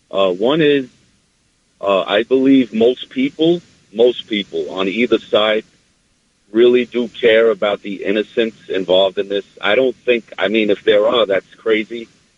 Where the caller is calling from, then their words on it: New York City, New York, United States; I'm calling from Staten Island, New York.